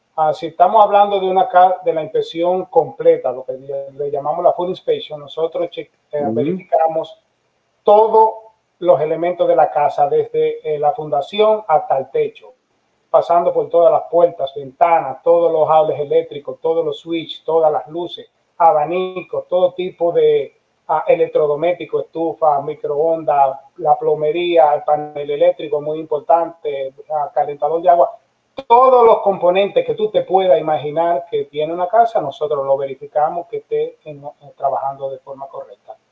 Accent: Dominican Republic; now in Florida, United States; yo soy dominicano

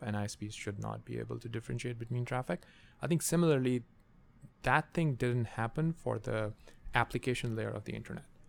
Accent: Pakistan; moved away; I, I grew up in Pakistan

